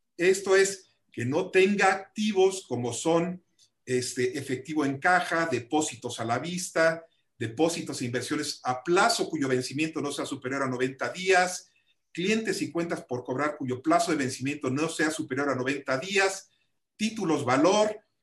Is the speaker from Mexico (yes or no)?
yes; Mexico; como mexicanos todos tenemos una gran responsabilidad